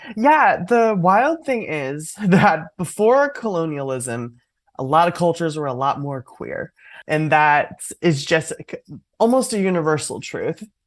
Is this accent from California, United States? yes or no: yes; Oakland, California, United States; growing up in Oakland, California